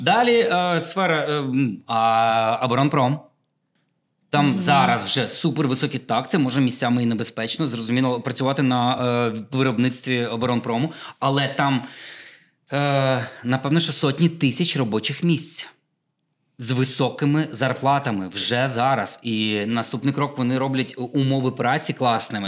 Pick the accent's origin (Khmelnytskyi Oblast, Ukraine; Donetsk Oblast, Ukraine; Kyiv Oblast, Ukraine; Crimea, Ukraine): Khmelnytskyi Oblast, Ukraine; Khmelnytskyi; в моєму рідному Хмельницькому